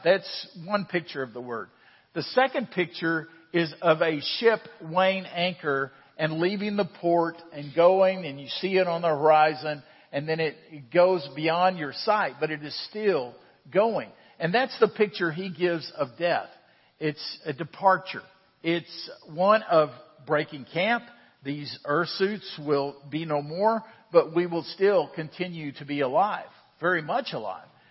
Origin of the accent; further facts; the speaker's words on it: United States; I am an American. I was born in the United States